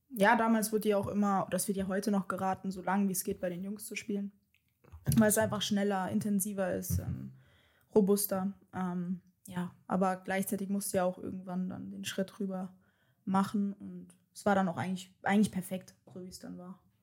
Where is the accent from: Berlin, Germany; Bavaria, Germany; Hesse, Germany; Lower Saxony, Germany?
Hesse, Germany; Darmstadt; moved away as an adult; also born or lived in Wixhausen / Frankfurt / Meppen; now in Leverkusen, Germany; komme gebürtig aus Darmstadt